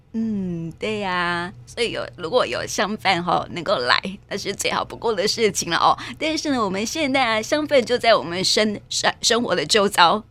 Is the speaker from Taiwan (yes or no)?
yes; Taiwan; 我们台湾人的兰花热